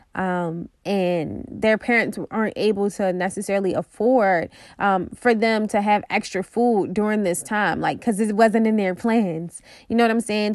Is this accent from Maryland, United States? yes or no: yes; Baltimore, Maryland, United States; I'm from Baltimore